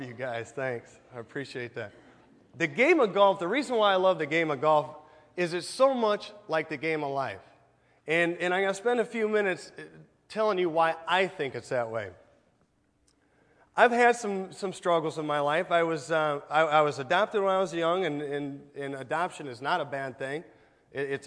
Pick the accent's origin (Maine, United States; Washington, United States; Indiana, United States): Indiana, United States; Goshen; I grew up here in Goshen. I actually grew up on Main Street, not too far from here.